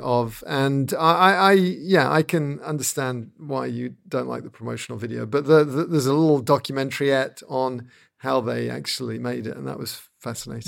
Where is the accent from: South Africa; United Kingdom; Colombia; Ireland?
United Kingdom; being a Brit